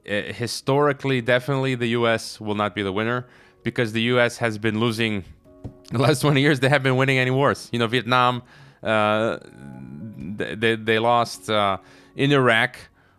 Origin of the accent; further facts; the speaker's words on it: United States; I'm an American.